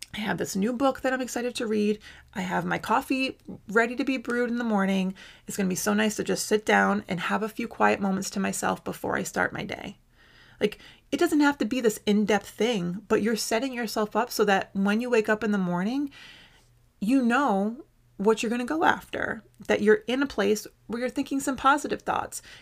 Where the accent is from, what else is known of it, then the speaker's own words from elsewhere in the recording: United States; I must have a donut to do my duty as an American